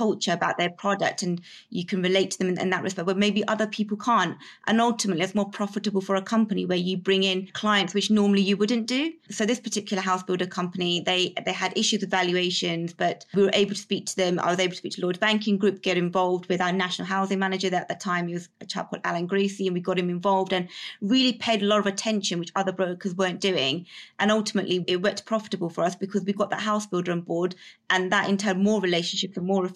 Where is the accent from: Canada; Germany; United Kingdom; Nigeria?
United Kingdom; I'm very British in terms of my upbringing, but also I still have my heritage